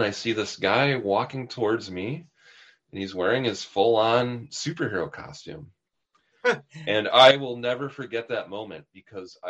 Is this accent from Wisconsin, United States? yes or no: yes; Milwaukee, Wisconsin, United States; Milwaukee, which is my hometown